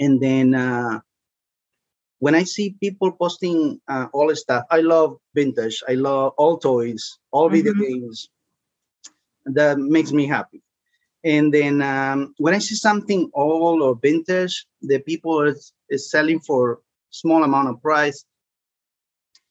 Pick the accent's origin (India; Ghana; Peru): Peru; now in Bristow, United States; I'm from Peru.